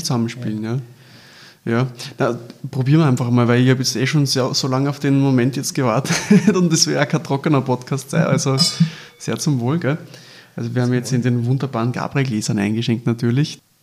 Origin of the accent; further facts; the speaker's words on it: Austria; bei uns in Österreich